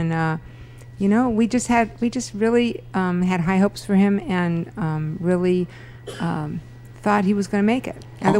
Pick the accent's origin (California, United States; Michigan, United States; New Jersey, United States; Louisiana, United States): California, United States; Los Angeles; also born or lived in San Fernando Valley, California; I was born and raised in Beverly Wood in the Los Angeles area.